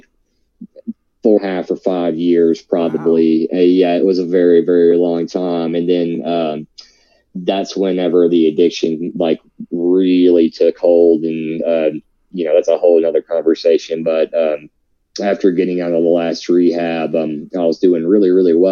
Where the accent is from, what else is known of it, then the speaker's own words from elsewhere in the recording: Nebo, Kentucky, United States; I'm from Nebo, Kentucky, way out in the country, raised Southern Baptist